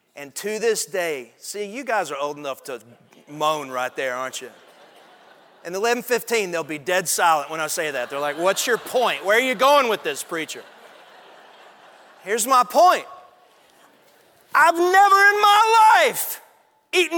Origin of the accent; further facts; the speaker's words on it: Athens, Texas, United States; I grew up in East Texas, a little town called Athens, Texas.